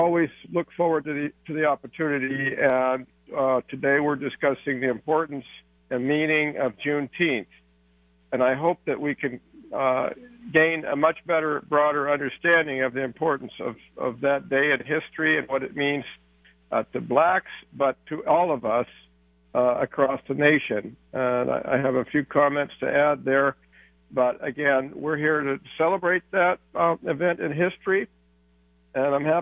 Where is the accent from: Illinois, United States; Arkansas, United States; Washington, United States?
Washington, United States; Seattle; I was born and raised in the Central District in Seattle, Washington.